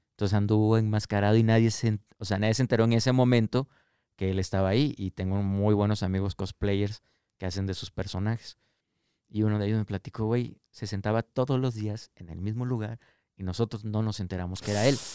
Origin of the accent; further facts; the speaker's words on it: Tabasco, Mexico; moved away; also born or lived in Canada; allá en mi tierra, Sevilla Hermosa Tabasco